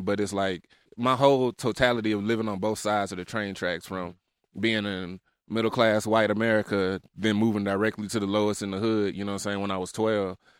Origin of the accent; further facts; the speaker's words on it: Memphis, Tennessee, United States; also born or lived in Salt Lake City; I'm from South Memphis. I was raised in the trenches